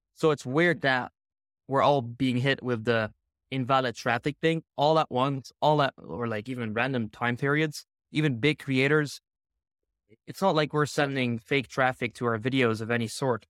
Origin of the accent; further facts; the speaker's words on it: Netherlands; I'm from the Netherlands